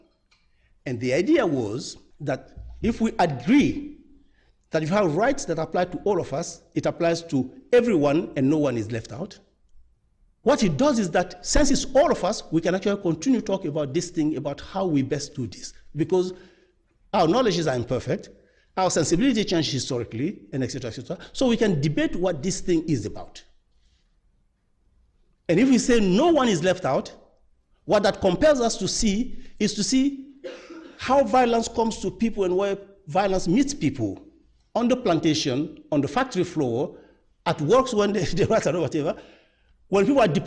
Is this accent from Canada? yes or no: no; Guinea; moved away; I'm Francophone and of the French, former French Empire, I'm from Guinea